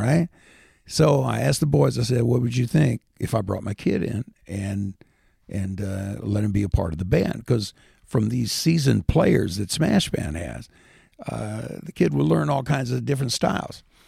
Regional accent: Indiana, United States; moved away as an adult; also born or lived in Washington, D.C.; we're just a couple of hillbillies from Indiana

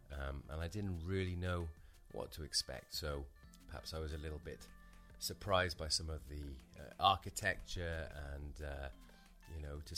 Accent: United Kingdom; moved away as an adult; now in Piešťany, Slovakia; as a British person who grew up in the 1980s

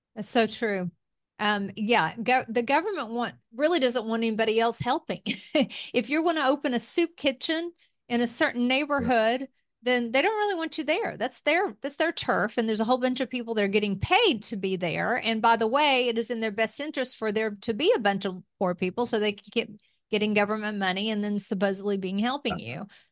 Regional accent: Appalachia, United States; accent: Southern; moved away as an adult; also born or lived in Tennessee / Kentucky / Washington; I grew up in Appalachia

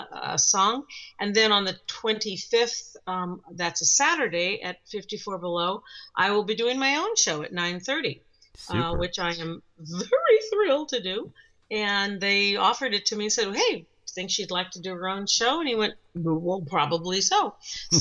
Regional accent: West Coast, United States; since we're from the West Coast

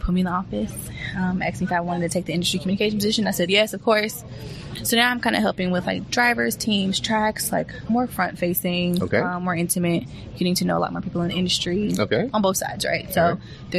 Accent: Charlotte, North Carolina, United States; I'm from Charlotte, so this is race country.

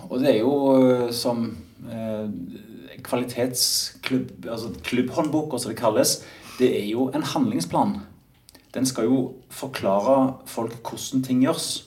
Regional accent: Stavanger, Rogaland, Norway; also born or lived in Oslo; innflytter fra, direkte fra Oslo etter ti år der, men jeg kommer jo fra Stavanger.

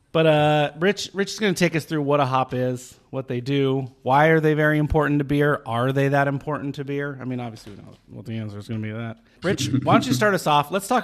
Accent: Southwest, United States; I'm from the Southwest. We have cacti.

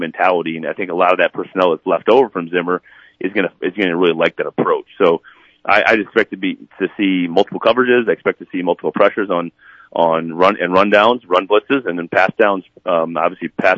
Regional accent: South Dakota, United States; moved away; my home state.

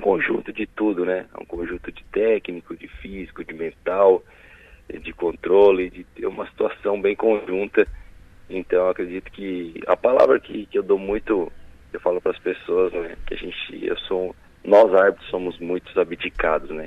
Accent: Araranguá, Santa Catarina, Brazil; also born or lived in Turvo, Santa Catarina; eu nasci no Turvo, né? E posteriormente, com seis, sete meses de idade, minha mãe era professora em Araranguá, então vim para Araranguá e resido em Araranguá há 33 anos praticamente.

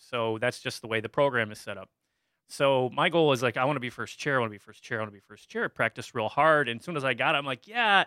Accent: Dexter, Michigan, United States; I grew up in Dexter, Michigan, which is a, was a farming community just outside Ann Arbor

